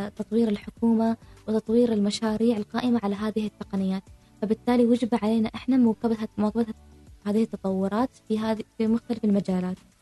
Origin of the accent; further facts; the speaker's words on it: Oman; من مثلا بلدي عمان